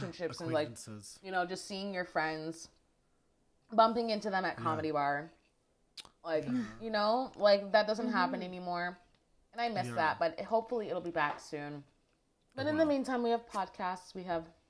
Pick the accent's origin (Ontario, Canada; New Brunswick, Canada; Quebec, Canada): Ontario, Canada; Brampton; We're both from Brampton